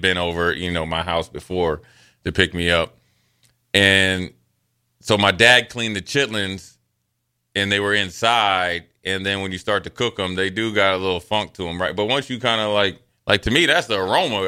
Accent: Frederick, Maryland, United States; growing up in Frederick, Maryland

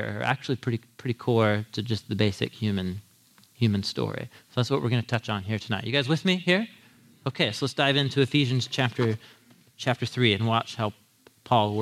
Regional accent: United States; as an American

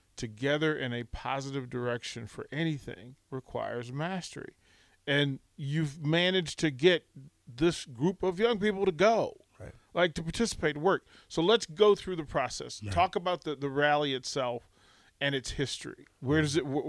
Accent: Arlington, Virginia, United States; I grew up just outside of Washington mm. D.C. in in Arlington, Virginia

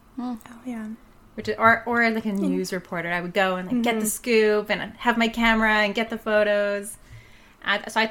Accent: Yukon, Canada; moved away as an adult; now in Kamloops, Canada; I was born and raised in the Yukon. I moved to Kamloops about 12, 13 years ago

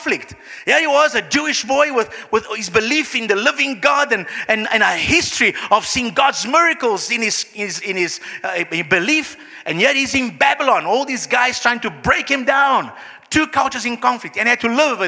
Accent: Brazil; moved away; I come from Brazil

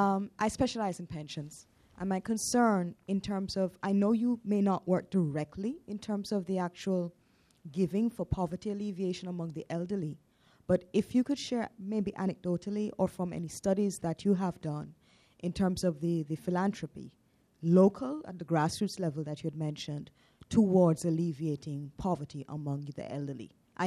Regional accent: Jamaica; moved away as an adult; now in Washington, United States; I'm from Jamaica

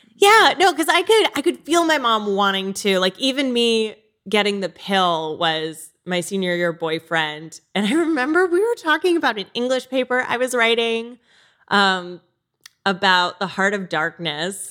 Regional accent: Connecticut, United States; I grew up in Connecticut

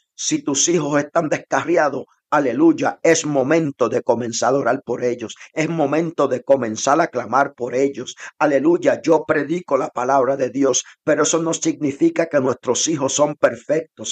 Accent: Cayey, Puerto Rico; moved away; also born or lived in Tulsa, Oklahoma / Texas; de donde yo soy, de Puerto Rico, del pueblo de Calley.

